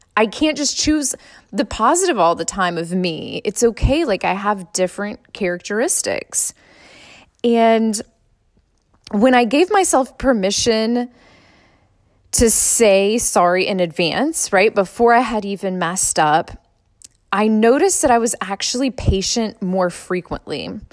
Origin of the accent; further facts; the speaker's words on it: Suffolk, Virginia, United States; I grew up in Suffolk Public Schools